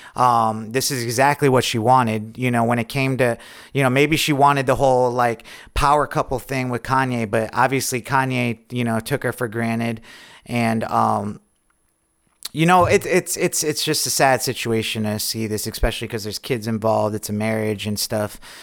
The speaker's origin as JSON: {"language": "English", "town": "Lake George", "region": "New York", "country": "United States", "said": "I'm from Lake George, a couple hours away north"}